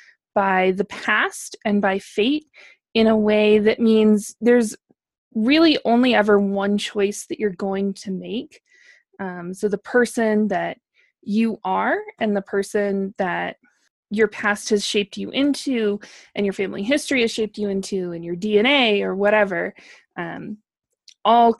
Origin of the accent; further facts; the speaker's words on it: Wyoming, United States; moved away; growing up in Wyoming, near Salt Lake City, we're sort of in the heart of Mormon country.